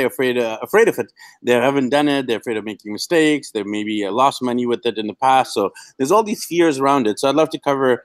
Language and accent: English; Vancouver, British Columbia, Canada; moved away; my hometown of Vancouver